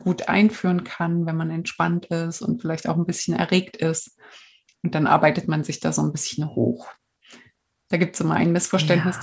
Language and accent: German; East Germany, Germany; ich komme aus der DDR